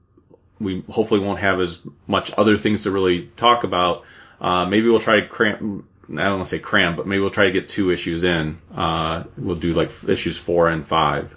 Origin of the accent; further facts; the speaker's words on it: Cleveland, Ohio, United States; I'm from Cleveland.